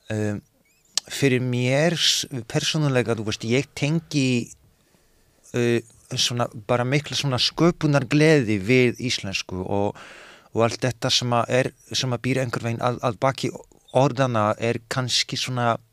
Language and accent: Icelandic; Poland; now in Iceland; þegar ég var að, að þegar ég elst upp þarna í Pólandi þannig að ég nenni ekki að vera aumingi í annað sinn